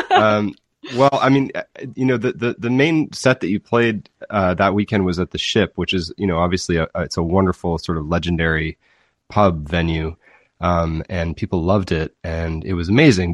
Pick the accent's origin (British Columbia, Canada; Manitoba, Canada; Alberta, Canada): Manitoba, Canada; Winnipeg; also born or lived in Kingston, Ontario; now in Fairfield, Prince Edward Island, Canada; I grew up in Winnipeg and then Kingston, Ontario